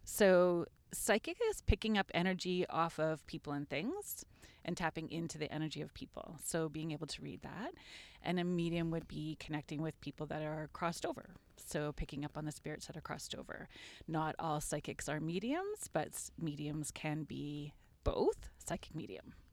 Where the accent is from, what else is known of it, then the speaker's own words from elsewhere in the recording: Sault Ste. Marie, Ontario, Canada; moved away as an adult; now in Guelph, Canada; I grew up outside of Sault Ste. Marie